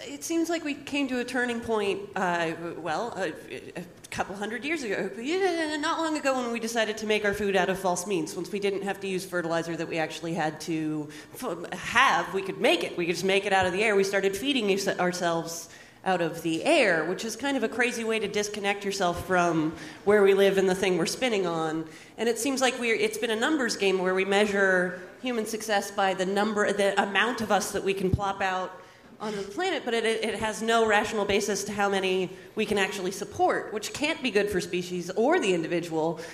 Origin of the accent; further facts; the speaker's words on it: Napa, California, United States; also born or lived in San Francisco; I grew up in Napa